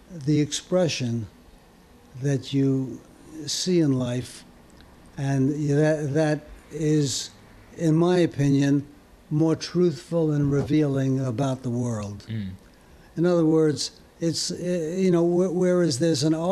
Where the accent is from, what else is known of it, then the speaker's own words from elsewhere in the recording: New York City, New York, United States; also born or lived in Paris, France; I moved to Brooklyn with my parents when I was two